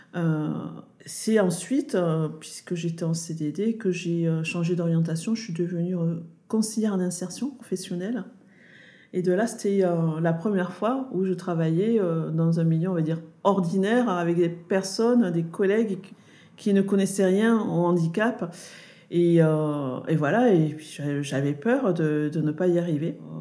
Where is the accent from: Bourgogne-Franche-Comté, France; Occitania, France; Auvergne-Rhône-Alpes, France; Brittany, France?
Occitania, France; Toulouse; je suis née à Toulouse